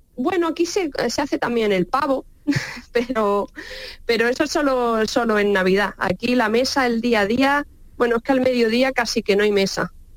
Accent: Baza, Andalusia, Spain; moved away as an adult; now in London, United Kingdom; las migas de mi tierra

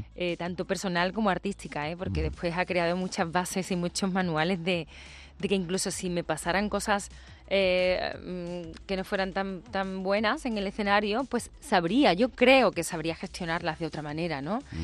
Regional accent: Seville, Andalusia, Spain; en Sevilla, en mi tierra

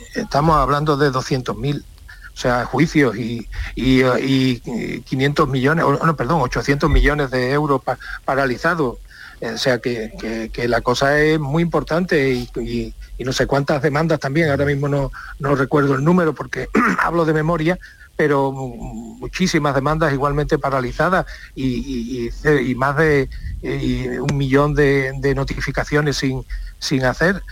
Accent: Seville, Andalusia, Spain; soy sevillano

